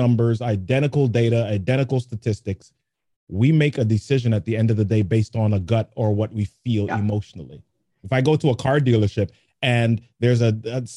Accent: New York City, New York, United States; I grew up in the Bronx

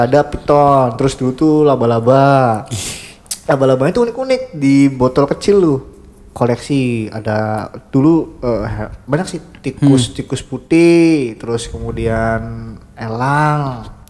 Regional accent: Cirebon, West Java, Indonesia; accent: medok; saya, eh, medok, eh. Maklum saya orang pribumi asli Cirebon

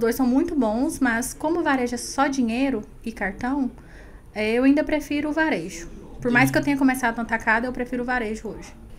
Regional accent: Goiás, Brazil; Sou goiana.

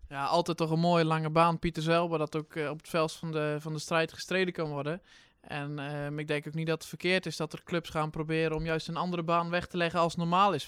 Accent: Drenthe, Netherlands; als Drent

